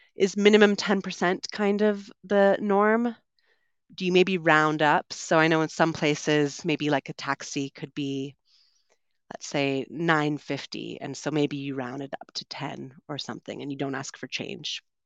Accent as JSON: {"language": "English", "town": "Vancouver", "region": "British Columbia", "country": "Canada", "tie": "born or raised there", "also_born_or_lived": "London, United Kingdom / São Paulo, Brazil", "moved": "as an adult", "said": "I'm originally from Canada. I grew up on the West Coast in Vancouver"}